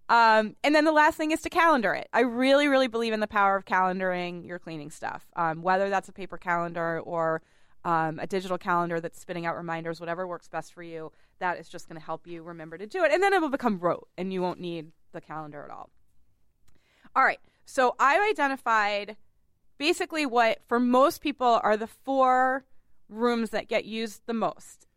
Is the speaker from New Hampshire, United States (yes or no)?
no; Boston, Massachusetts, United States; I grew up on the Charles